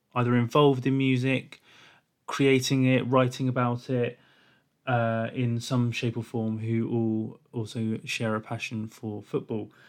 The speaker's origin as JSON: {"language": "English", "region": "England", "country": "United Kingdom", "said": "I'm an English person"}